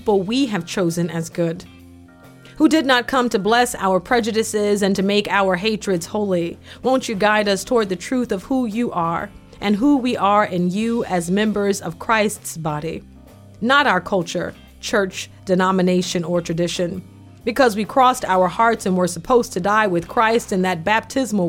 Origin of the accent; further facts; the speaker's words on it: Foley, Alabama, United States; When I was growing up in the South